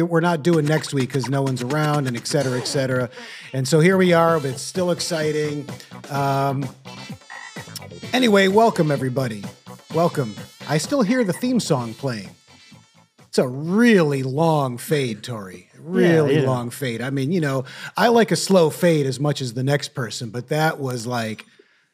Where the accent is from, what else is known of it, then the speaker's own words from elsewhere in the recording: Detroit, Michigan, United States; now in New York, United States; I'm from Detroit, the Detroit suburbs